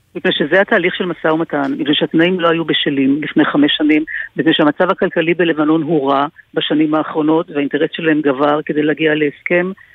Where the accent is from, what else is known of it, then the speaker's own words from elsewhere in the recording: Nahariya, Northern District, Israel; אני גדלתי בנהריה